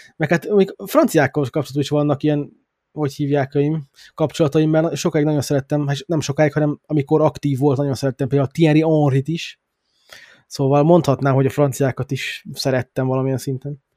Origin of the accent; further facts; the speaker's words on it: Hungary; now in England; a Magyarországon éltem, meg magyar vagyok